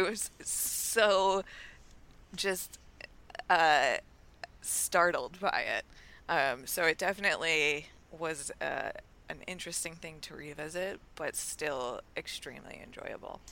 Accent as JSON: {"language": "English", "town": "Ringwood", "region": "New Jersey", "country": "United States", "tie": "born or raised there", "said": "I grew up in Ringwood. Ringwood has the mountains."}